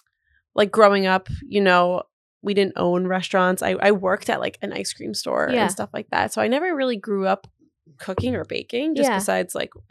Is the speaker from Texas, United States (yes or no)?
no; New Jersey, United States; moved away; I'm from New Jersey.